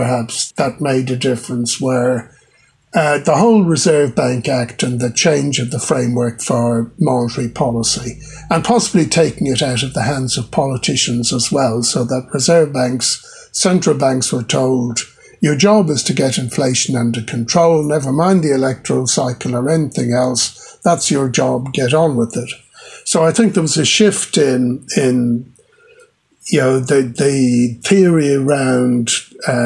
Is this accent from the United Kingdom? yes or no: no; Ireland; moved away as an adult; now in New Zealand; Where I grew up in Ireland